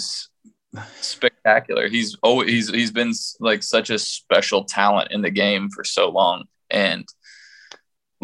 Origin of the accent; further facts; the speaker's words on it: Kansas City, United States; also born or lived in St. Louis, Missouri; I was born in St. Louis, and like I moved to Kansas City whenever we were in first grade